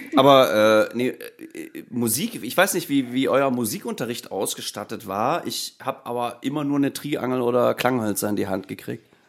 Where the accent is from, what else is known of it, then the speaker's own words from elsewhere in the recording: Merseburg, Saxony-Anhalt, Germany; moved away as an adult; now in Hamburg, Germany; ursprünglich komme ich aus Merseburg. Das liegt zwischen Halle ah, und Leipzig